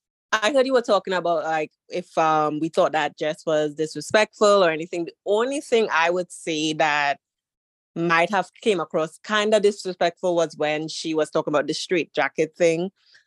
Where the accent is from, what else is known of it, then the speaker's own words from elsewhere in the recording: Trinidad & Tobago; Trinidad and Tobago.